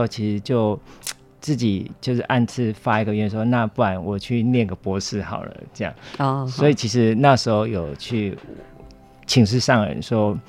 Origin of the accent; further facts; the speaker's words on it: Guiren, Tainan, Taiwan; 呃，台南县。归仁乡